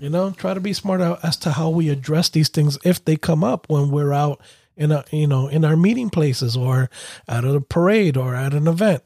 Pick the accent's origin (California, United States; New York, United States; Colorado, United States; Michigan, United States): New York, United States; growing up in New York